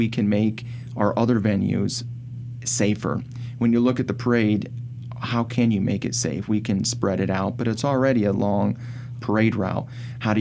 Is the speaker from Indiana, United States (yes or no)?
yes; Fort Wayne, Indiana, United States; I was born and raised here in Fort Wayne